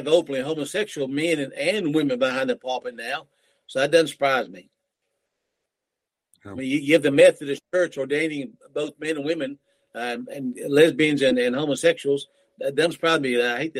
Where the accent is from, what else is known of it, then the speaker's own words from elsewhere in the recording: United States; when I was growing up in America back in the 50s and 60s